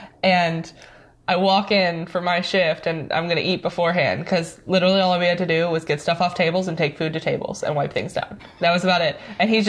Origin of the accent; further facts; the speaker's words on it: St. Louis, Missouri, United States; St. Louis.